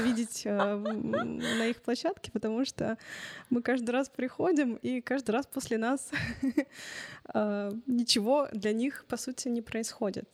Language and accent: Russian; Chelyabinsk, Chelyabinsk Oblast, Russia; я родилась в Челябинске, я всю жизнь прожила здесь